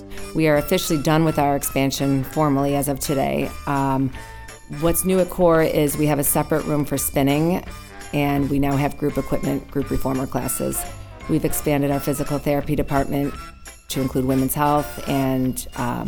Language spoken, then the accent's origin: English; Southern California, United States; moved away as an adult; now in Chicago, United States; I'm from Southern California